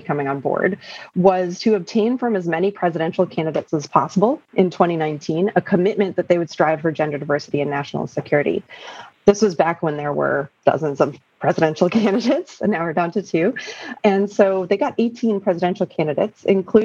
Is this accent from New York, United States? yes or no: yes; New York City, New York, United States; moved away as an adult; also born or lived in Canada; we moved back to New York City, where I am now